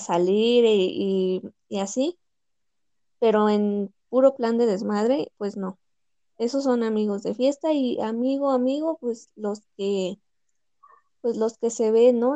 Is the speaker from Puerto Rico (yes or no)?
no; Pachuca, Hidalgo, Mexico; yo soy de aquí de Pachuca